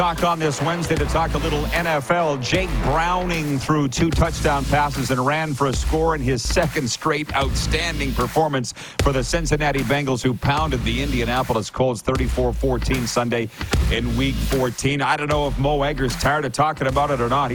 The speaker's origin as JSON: {"language": "English", "area": "7 miles from Lang", "region": "Saskatchewan", "country": "Canada", "tie": "born or raised there", "said": "from Lang, Saskatchewan, 7 miles from my hometown"}